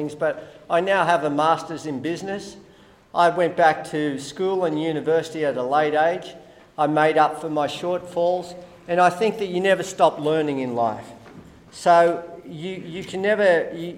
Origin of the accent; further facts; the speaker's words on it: Australia; I'm Australian